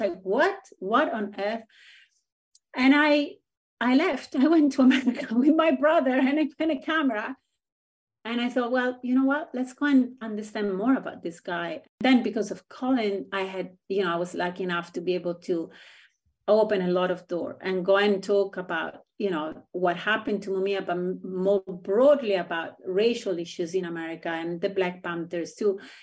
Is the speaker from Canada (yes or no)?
no; Rome, Lazio, Italy; moved away; I grew up in Italy, which is kind of a insular country